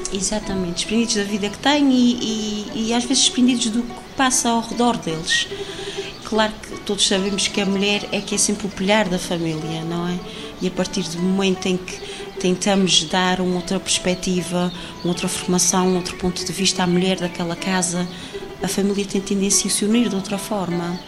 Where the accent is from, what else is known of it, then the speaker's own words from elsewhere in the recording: São Mateus da Calheta, Azores, Portugal; fui criada aqui no Porto de São Mateus